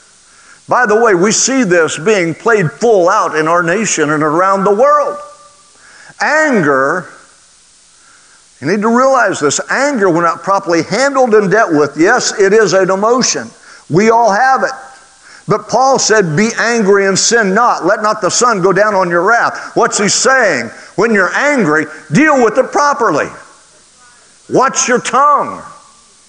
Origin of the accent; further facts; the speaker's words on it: Oklahoma, United States; I grew up in Oklahoma